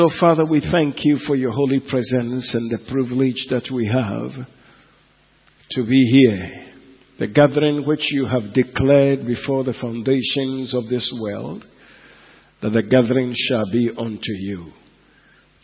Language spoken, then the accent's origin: English; Enugu, Enugu State, Nigeria; moved away; Enugu, my hometown